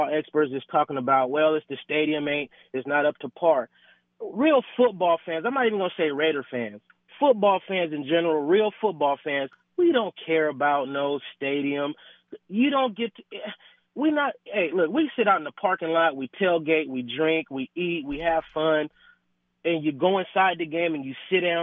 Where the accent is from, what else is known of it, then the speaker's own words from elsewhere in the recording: Fresno, California, United States; I'm from Fresno